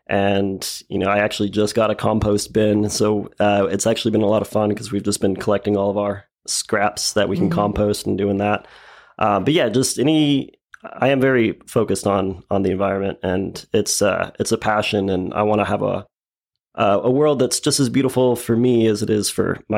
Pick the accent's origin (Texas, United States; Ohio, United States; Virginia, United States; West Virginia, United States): Texas, United States; Dallas; moved away as an adult; now in Lubbock, United States; So I grew up in Dallas